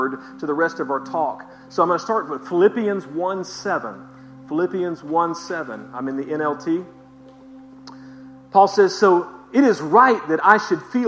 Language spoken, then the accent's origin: English; the South, United States; I'm from the South